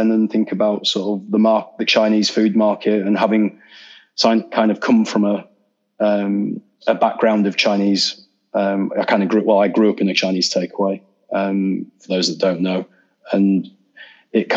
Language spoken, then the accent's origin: English; Leeds, Yorkshire and the Humber, United Kingdom; my hometown, Leeds.